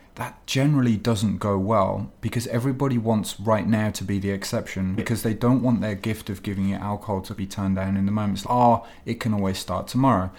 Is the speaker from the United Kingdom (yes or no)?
yes; England, United Kingdom; now in Japan; I'm English